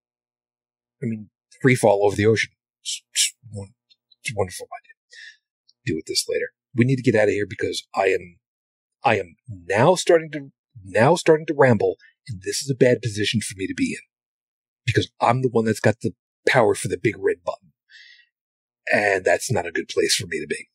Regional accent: New York City, New York, United States; I'm originally from Brooklyn

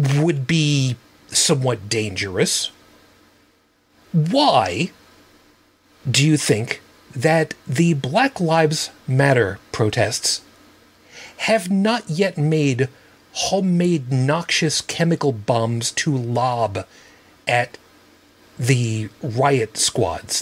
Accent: United States

